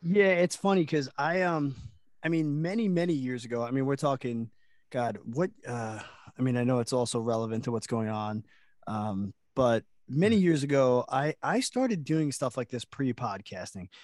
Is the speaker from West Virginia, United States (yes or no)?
no; Long Island, New York, United States; We're from Long Island